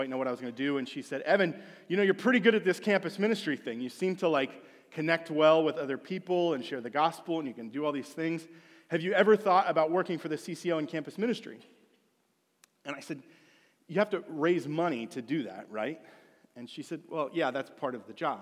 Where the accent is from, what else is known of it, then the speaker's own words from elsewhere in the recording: Washington, Pennsylvania, United States; moved away; I'm from Washington area of Pennsylvania, just south of Pittsburgh. It's where I grew up